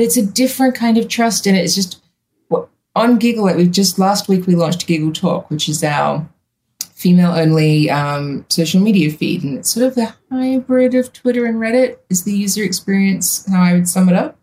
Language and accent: English; Australia; also born or lived in United States; when I moved home from the States